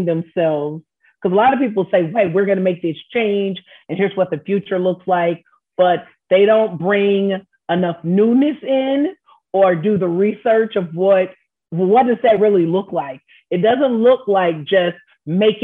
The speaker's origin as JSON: {"language": "English", "town": "Houston", "region": "Texas", "country": "United States", "tie": "born or raised there", "said": "I am from Houston and I grew up with James Coney Island"}